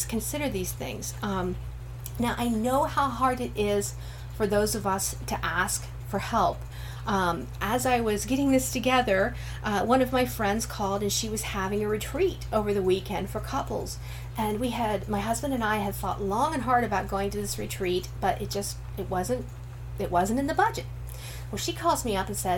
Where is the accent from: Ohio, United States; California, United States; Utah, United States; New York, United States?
Ohio, United States; Northern; I'm from Northern Ohio, Amish country